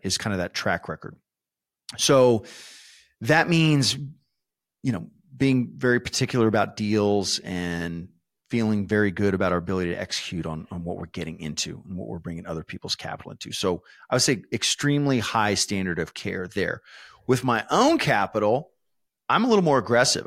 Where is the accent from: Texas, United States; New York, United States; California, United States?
Texas, United States; San Antonio; I was born and raised in San Antonio